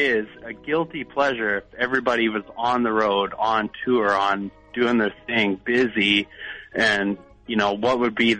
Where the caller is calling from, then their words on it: Vancouver, British Columbia, Canada; Well, I'm in Vancouver.